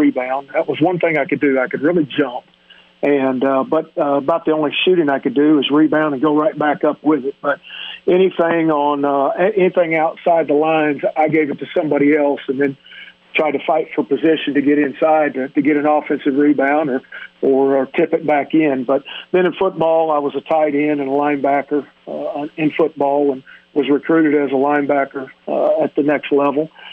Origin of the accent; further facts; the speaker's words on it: Midwest, United States; moved away as an adult; also born or lived in Thibodaux, Louisiana; I grew up in the Midwest